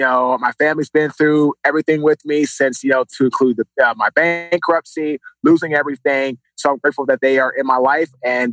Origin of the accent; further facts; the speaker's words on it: Washington, District of Columbia, United States; now in Raleigh, United States; Washington, D.C.